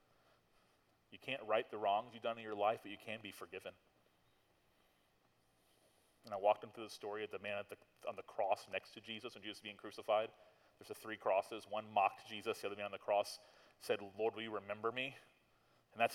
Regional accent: Tallahassee, Florida, United States; I'm from Tallahassee, and I grew up here

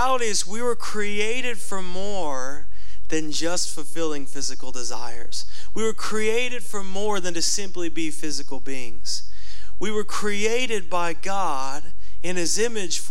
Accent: United States; as American Christians

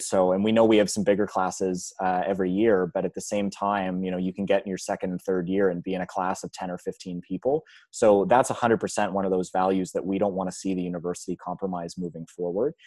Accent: Georgetown, Ontario, Canada; moved away as an adult; now in Halifax, Canada; I grew up in, uh, Georgetown, which is a, a small community on Ontario, just north of Mississauga

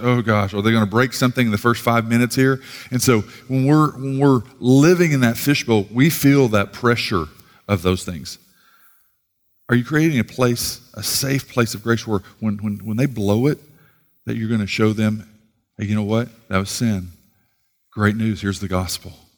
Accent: Sallisaw, Oklahoma, United States; moved away; from Salisaw, rough side of the tracks

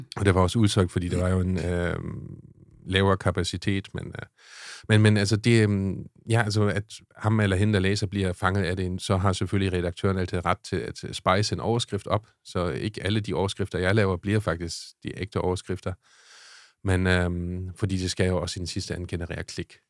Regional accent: Schleswig-Holstein, Germany; accent: German; Danish is a second language; moved away as an adult; now in Denmark; jeg kommer fra Tyskland

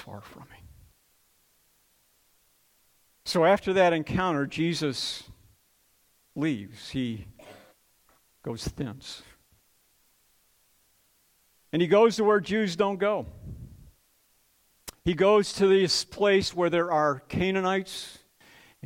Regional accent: Detroit, Michigan, United States; I grew up in Detroit

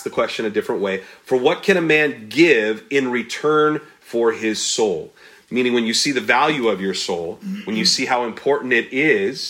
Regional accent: United States; We're American-centric.

